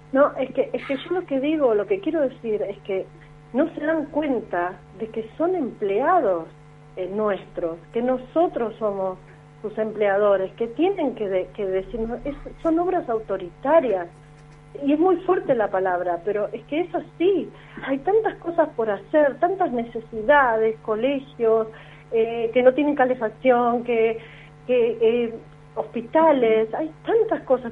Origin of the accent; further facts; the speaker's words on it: Buenos Aires, Argentina; como vecina, como ciudadana porteña